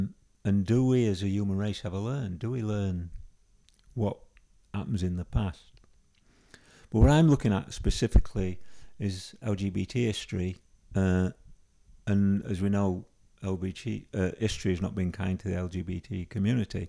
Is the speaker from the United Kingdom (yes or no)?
yes; Yorkshire and the Humber, United Kingdom; where I was growing up. So a lot of the characters are from Yorkshire, because that's where you can tell by my accent.